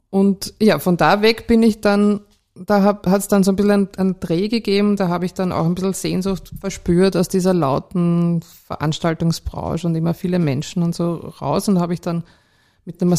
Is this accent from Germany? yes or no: no; Vienna, Austria; born or raised there